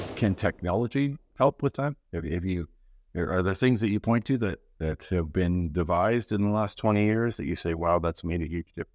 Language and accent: English; Canada; as a Canadian